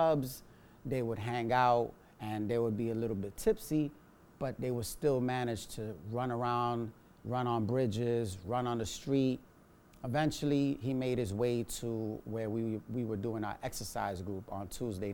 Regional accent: New York City, New York, United States; I was born and raised in the Lower East Side, so I'm a New Yorican

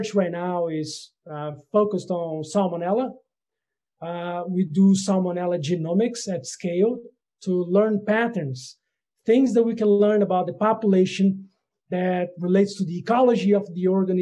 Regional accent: Brazil; moved away as an adult; also born or lived in Netherlands; I am originally from Brazil, and I got a DVM from the Federal University of Lavras

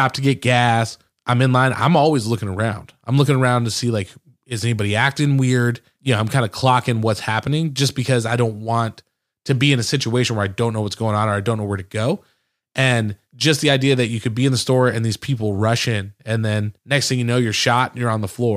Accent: outside of Detroit, Michigan, United States; I grew up outside of Detroit

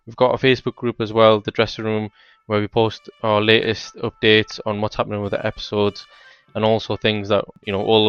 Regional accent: Newcastle, North East England, United Kingdom; Like the Tyneside Derby, right? I grew up in Newcastle.

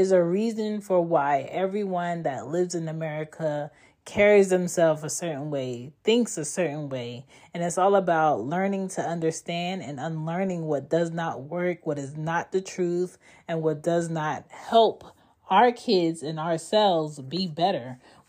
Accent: East Coast, United States; also born or lived in Philadelphia / Baltimore / Maryland / Florida; myself, I was growing up on the East Coast, you know, whether it was in Philly, Baltimore, Maryland, Florida, or Georgia, I had a diverse upbringing around different cultures and kids.

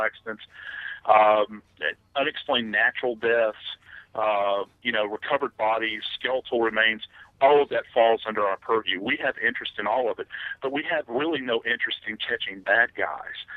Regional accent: New Orleans, Louisiana, United States; moved away; I love the place. It's my hometown

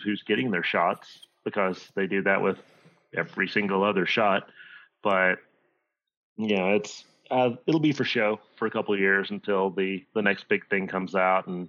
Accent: Virginia, United States; I grew up in Podunk, nowhere, Virginia

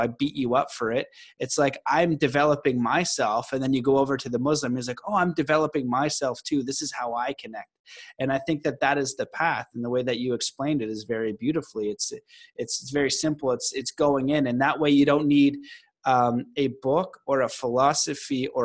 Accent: Canada; I'm Canadian

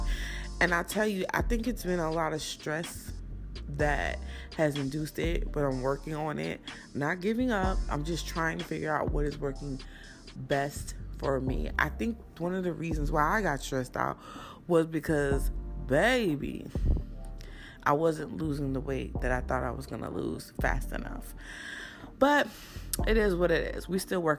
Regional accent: New Jersey, United States; also born or lived in Newark, New Jersey; I was born in Newark, but I was raised in South Jersey.

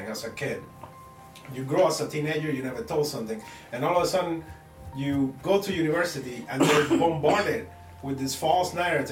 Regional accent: Brazil; now in United States; I'm from Brazil.

